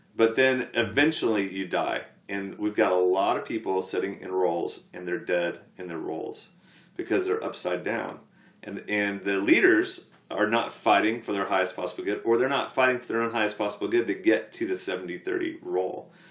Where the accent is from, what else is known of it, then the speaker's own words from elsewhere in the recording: United States; an American sportsman